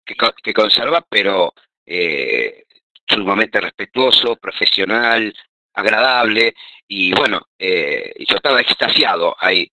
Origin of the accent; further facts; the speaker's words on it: Argentina; nosotros como argentinos